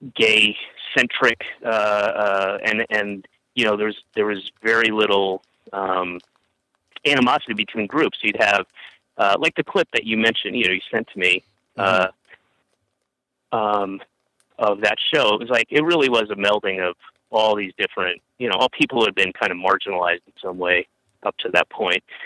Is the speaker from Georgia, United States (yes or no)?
yes; Roswell, Georgia, United States; also born or lived in Atlanta; I moved from Roswell closer into the city when I was uh, 15, and uh, went to the School of the Arts there